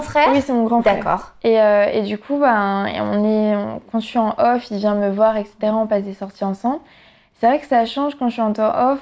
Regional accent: Guadeloupe; moved away as an adult; now in Paris, France; quand j'étais en Guadeloupe

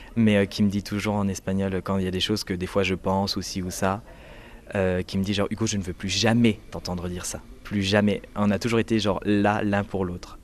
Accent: Metz, Grand Est, France; moved away as an adult; now in Barcelona, Spain; je viens de Moselle, Metz

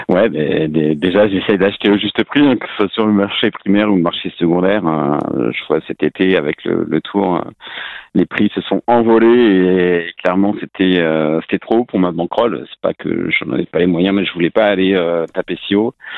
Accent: Rennes, Brittany, France; je suis breton, je suis rennais

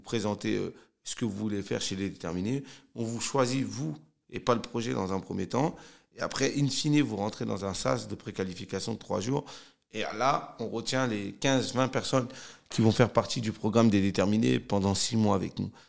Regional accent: Cergy, Île-de-France, France; je suis originaire de Sergi Pontoise. J'ai grandi euh, dans un quartier qui s'appelait la Croix Petit

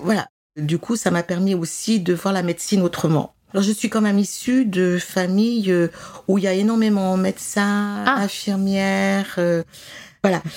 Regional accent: Grenoble region, Auvergne-Rhône-Alpes, France; je suis originaire de la région de Grenoble.

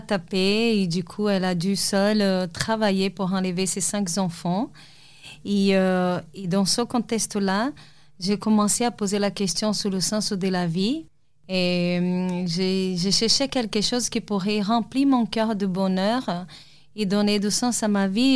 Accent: Salvador, Bahia, Brazil; moved away; Je suis brésilienne et j'ai grandi dans une ville au Brésil

